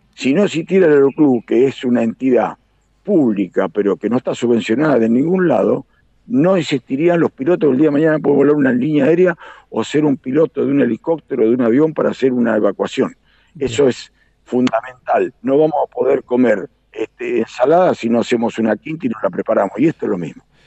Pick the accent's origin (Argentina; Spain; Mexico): Argentina; Carlos Casares, Buenos Aires Province; nací en Carlos Casares, me crié en una empresa de aeroplicación